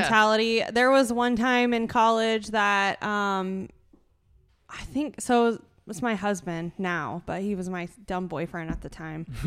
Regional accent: Fruitland, Iowa, United States; I grew up in Fruitland. I went to L and M.

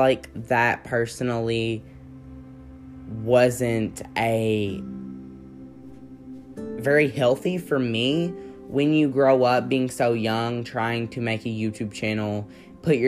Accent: Kentucky, United States; I'm from Kentucky

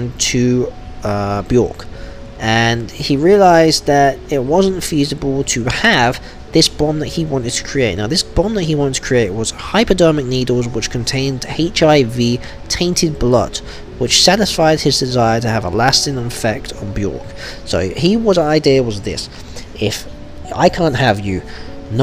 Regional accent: Wolverhampton, West Midlands, United Kingdom; from my hometown actually, in Wolverhampton

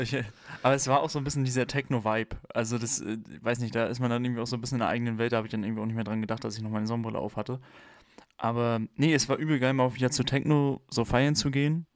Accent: Germany; where you come from. Und dann habe ich halt geantwortet, Germany

